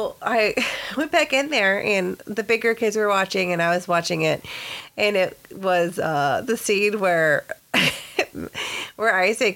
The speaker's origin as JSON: {"language": "English", "region": "Texas", "country": "United States", "moved": "yes", "lives_now": "California, United States", "said": "the sticks of Texas, when, mm-hmm. you know, back in my home state"}